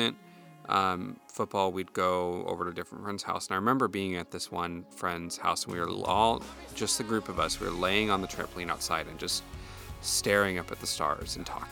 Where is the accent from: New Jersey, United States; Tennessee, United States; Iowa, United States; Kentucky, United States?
Iowa, United States; moved away; back home where I grew up in Iowa